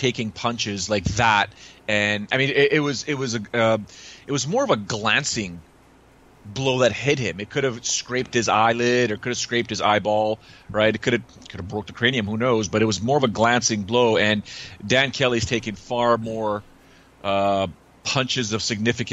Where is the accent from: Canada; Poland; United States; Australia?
Canada